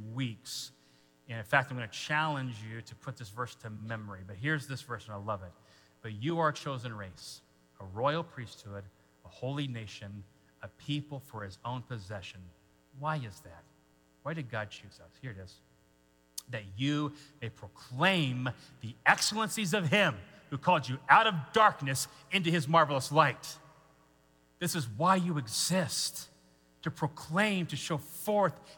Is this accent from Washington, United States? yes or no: yes; Washington, United States; moved away; I grew up in Washington State, so that was West Coast.